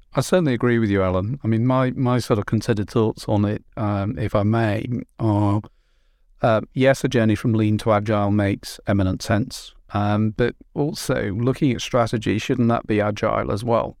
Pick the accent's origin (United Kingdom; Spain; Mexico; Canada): United Kingdom; Merseyside, North West England; moved away; I'm, I'm from Merseyside originally